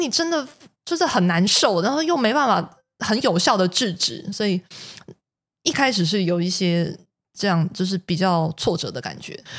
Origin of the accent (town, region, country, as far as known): Taiwan